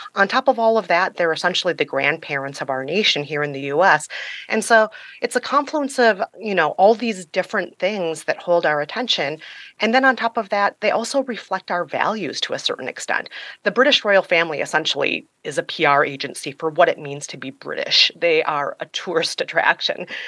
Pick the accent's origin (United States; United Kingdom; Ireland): United States; as an American